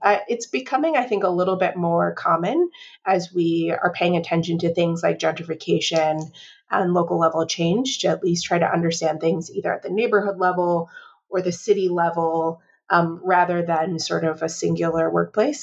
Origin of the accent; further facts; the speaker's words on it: Chicago, Illinois, United States; I am a native Chicagoan, and uh, growing up in Chicago